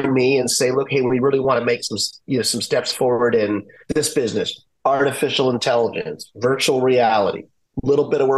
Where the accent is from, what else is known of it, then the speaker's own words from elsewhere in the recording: Washington, District of Columbia, United States; I grew up in Washington, D.C., when we used to have a baseball team there